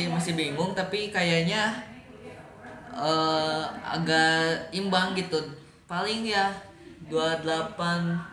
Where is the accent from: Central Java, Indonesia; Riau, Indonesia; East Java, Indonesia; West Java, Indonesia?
West Java, Indonesia; Bandung; karena kita orang Bandung ya